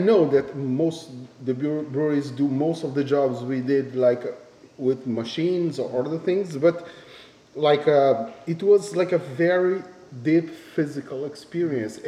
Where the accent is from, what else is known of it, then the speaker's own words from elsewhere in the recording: Brazil; moved away as an adult; now in Japan; I am from Brazil, and I've been living in Japan for 16 years.